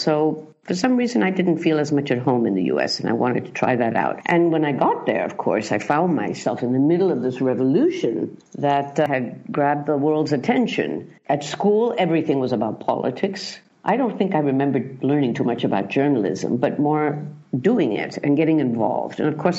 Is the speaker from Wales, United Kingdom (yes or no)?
no; London, United Kingdom; born there; I was born in London to a journalist father.